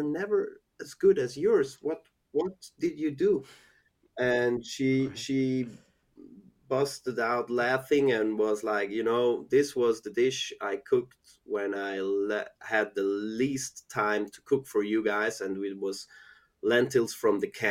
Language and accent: English; Zurich, Switzerland; I grew up in Zurich, went to school in Zurich, and mostly also worked in the Zurich area.